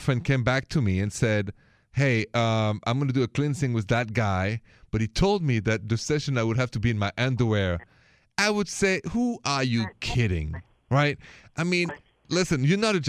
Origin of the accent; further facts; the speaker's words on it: Paris, Île-de-France, France; accent: Parisian French; English is a second language; moved away; my accent, for the record, it's straight from Paris, French city of love and city of lights.